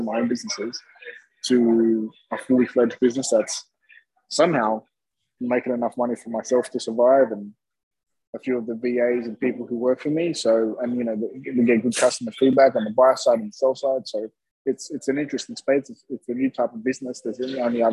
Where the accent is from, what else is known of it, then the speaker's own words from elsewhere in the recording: Sydney, New South Wales, Australia; I'm Greek Australian. Grew up down the road from you, basically, in Sydney.